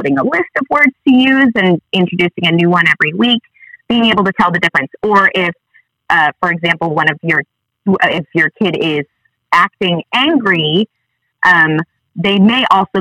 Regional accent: Sheboygan, Wisconsin, United States; now in North Little Rock, United States; I come from Sheboygan, Wisconsin, originally, but I live here with my family now.

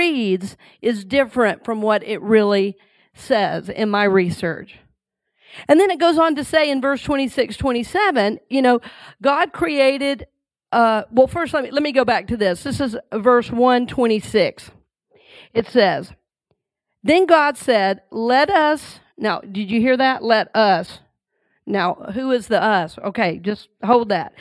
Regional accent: Red Oak, Georgia, United States; growing up in Red Oak, Georgia

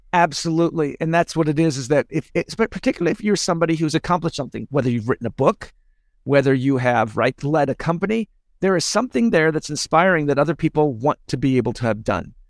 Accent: United States; I'm an American

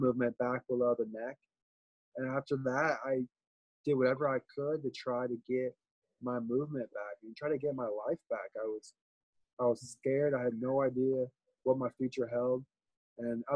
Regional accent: Des Moines, Iowa, United States; moved away as an adult; now in Port St. Lucie, United States; I grew up in Des Moines, Iowa. Born and raised

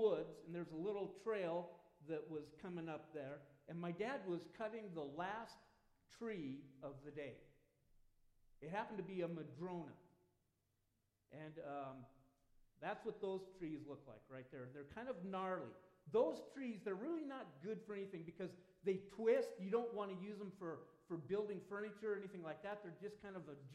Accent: Southern Oregon, United States; When I was a kid growing up in Southern Oregon

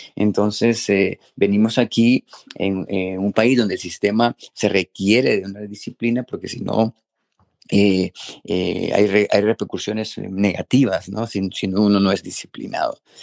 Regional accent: Honduras; moved away as an adult; now in Minnesota, United States; yo obviamente crecí en Honduras

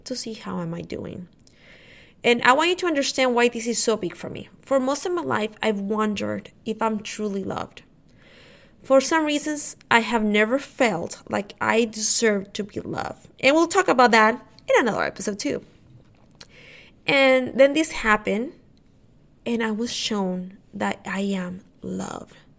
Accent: Honduras; now in Texas, United States; my family lives in Honduras. I'm from Honduras.

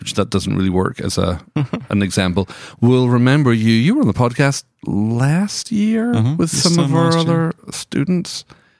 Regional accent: Scotland, United Kingdom; You have some friends who are over for the conference, who are also from Scotland.

